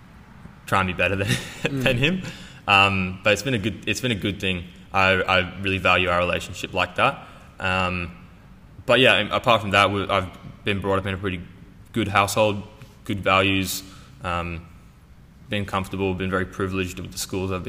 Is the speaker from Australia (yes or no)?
yes; Australia; accent: Australian; also born or lived in England; I moved to Australia with my parents and my sister when I was 7. That's why I have an Australian accent